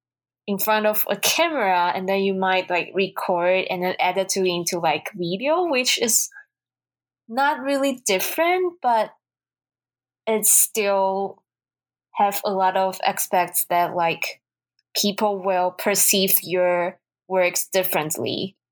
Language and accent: English; Taiwan; English is a second language; now in United States; I'm from Taiwan.